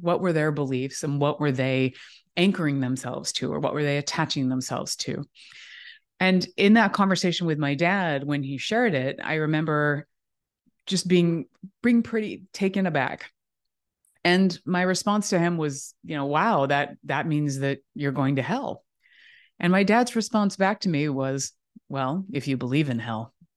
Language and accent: English; Southern California, United States; I grew up in Southern California